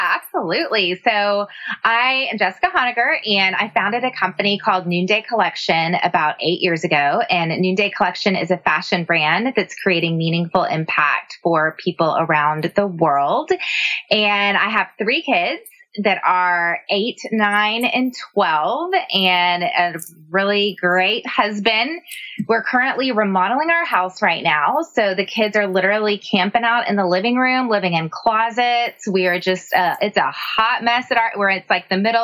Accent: San Antonio, Texas, United States; now in Austin, United States; I grew up in San Antonio

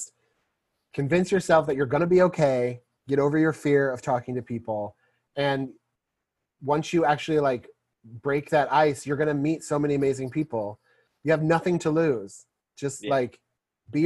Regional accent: Missouri, United States; we're both from Missouri

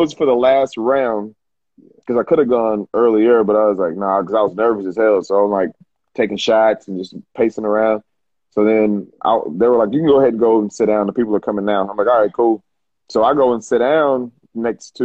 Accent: Jacksonville, Arkansas, United States; I'm from Jacksonville, Arkansas.

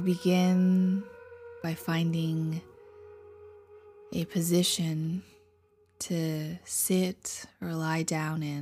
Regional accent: Taiwan; I'm from Taiwan

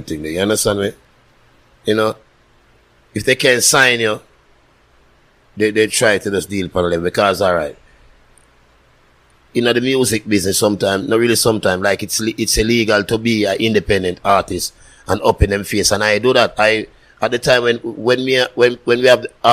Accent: Jamaica; my upbringing in Jamaica is just me, you know, me and my brother and my cousin

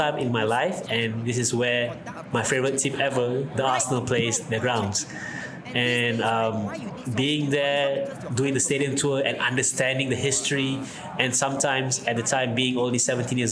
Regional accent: Malaysia; as a proud Malaysian

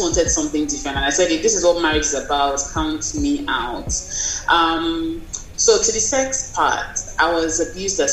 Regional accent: Nigeria; I'm from Nigeria.

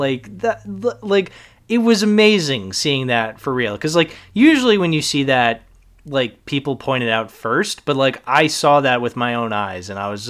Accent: Boston, Massachusetts, United States; I grew up in Boston. I know Boston accents.

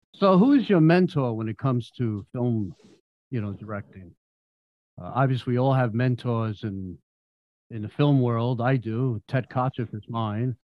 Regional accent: New York, United States; moved away as an adult; now in Florida, United States; I'm from New York and um, I came here two years ago before the pandemic

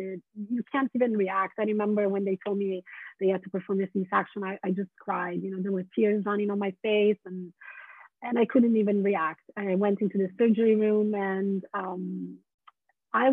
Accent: Italy; English is a second language; moved away as an adult; also born or lived in London / San Francisco; now in Portland, United States; I was born in Italy. I was born and raised

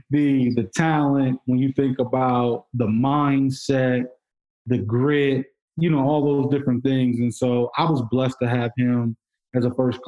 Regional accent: Indiana, United States; my background is I'm from Indiana, like Jaylon

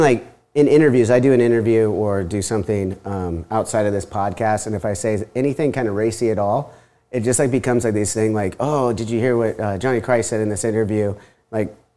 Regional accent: Huntington Beach, California, United States; I'm born and raised here in Huntington

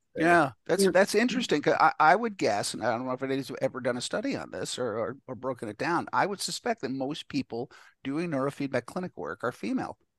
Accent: New York, United States; I, am from New York

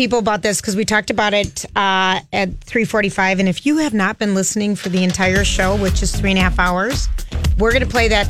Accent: St. Paul, Minnesota, United States; we grew up in St. Paul, Macroveland Highland Park area, and driving out to Lake Minnetonka.

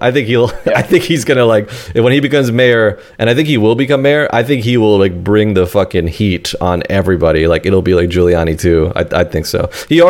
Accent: New York City, New York, United States; I'm from South. I grew up in Queens Village, which is kind of near Jamaica, Queens.

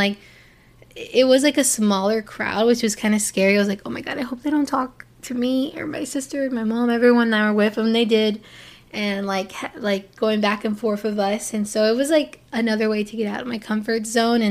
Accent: Port St. Lucie, Florida, United States; also born or lived in Hialeah, Florida / Miami, Florida; I was born in Hialeah, and I lived there only until the 4th grade. And so by the time I got to the 4th grade, my parents decided to move to the town called Port St. Lucie, Florida

